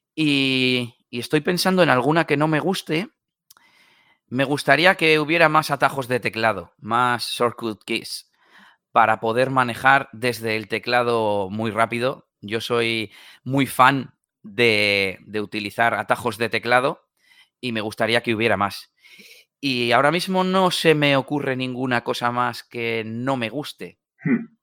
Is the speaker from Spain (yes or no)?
yes; Bilbao, Basque Country, Spain; soy de Bilbao, en el norte de España